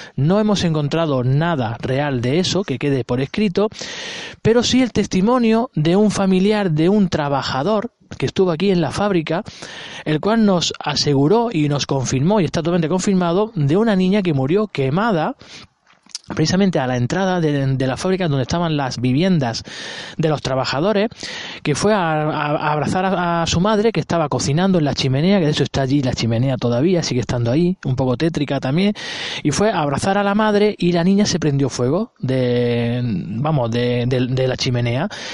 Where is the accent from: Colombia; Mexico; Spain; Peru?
Spain; Granada, Andalusia; yo no soy de aquí, yo soy de Granada